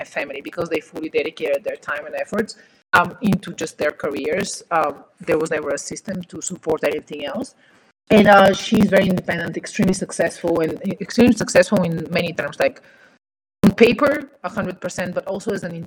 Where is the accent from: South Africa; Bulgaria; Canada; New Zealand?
Bulgaria; moved away; in Eastern Europe, where I come from Bulgaria